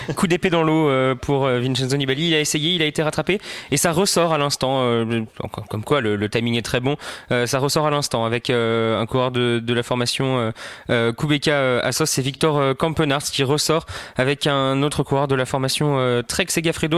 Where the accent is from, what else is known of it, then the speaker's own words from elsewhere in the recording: France; en tant que Français